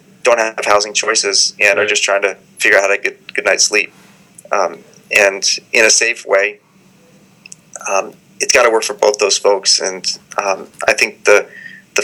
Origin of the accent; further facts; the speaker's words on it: Washington, District of Columbia, United States; now in Portland, United States; I grew up in Washington, D.C., where I grew up in row houses.